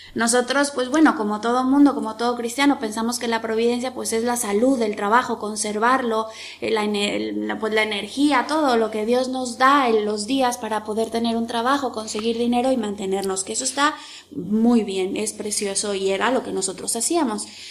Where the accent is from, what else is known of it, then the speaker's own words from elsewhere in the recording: Mexico; como los mexicanos que nos llamamos siempre con Guadalupe